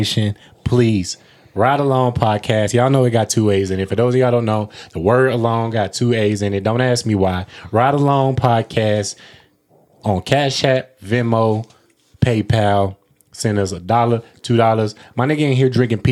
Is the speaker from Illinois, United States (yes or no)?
yes; Illinois, United States; now in Michigan, United States; I'm from Illinois